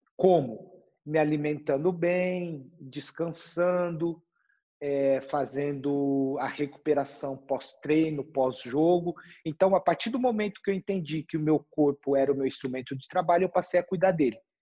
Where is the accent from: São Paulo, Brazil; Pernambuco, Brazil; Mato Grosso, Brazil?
São Paulo, Brazil; moved away as an adult; also born or lived in Germany; eu cresci e nasci na periferia de São Paulo, né? Eu sou da Zona Leste